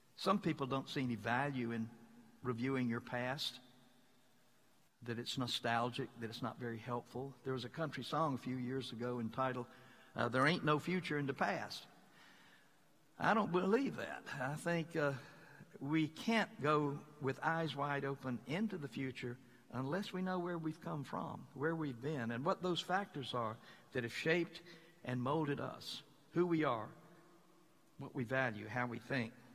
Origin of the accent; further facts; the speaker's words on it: Mississippi, United States; moved away; I come from the most beloved state in the whole Union